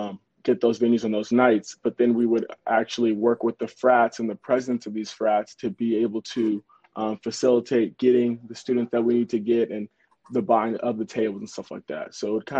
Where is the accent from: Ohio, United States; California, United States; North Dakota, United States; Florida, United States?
California, United States; Los Angeles; I am from Los Angeles, California.